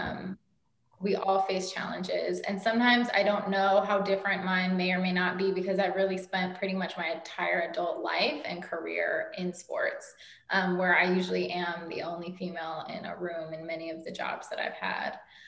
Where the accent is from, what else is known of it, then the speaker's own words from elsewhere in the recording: Oakland, California, United States; also born or lived in Los Angeles, California / New York; I'm from Oakland, California, which is not that far